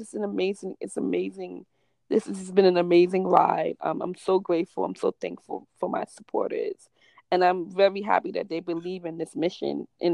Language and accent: English; New York City, New York, United States; I'm from New York. I'm from the Bronx, so it's a whole different world when you step out from the Bronx